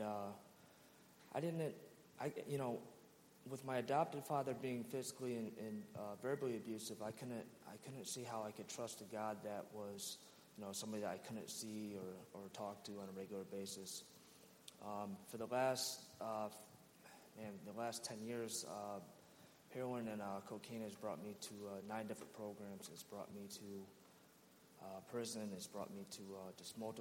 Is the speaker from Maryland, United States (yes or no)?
no; Rochester, New York, United States; I'm originally from Rochester, New York.